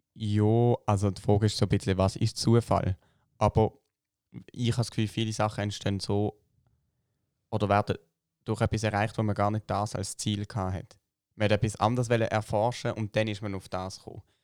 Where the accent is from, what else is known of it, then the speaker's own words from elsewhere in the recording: Switzerland; bei uns in der Schweiz